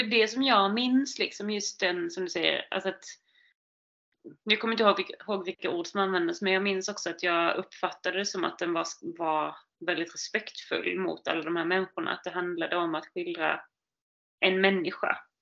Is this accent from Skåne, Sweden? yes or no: yes; Lund, Skåne, Sweden; Norra Fäladen, i min stadsdel. Det är där jag kommer ifrån